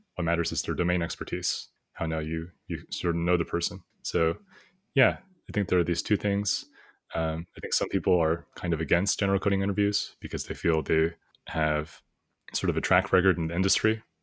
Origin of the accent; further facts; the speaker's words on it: United States; I was born here in the United States, I studied a bit before in China, in elementary school and middle school during summers, uh, just for a month.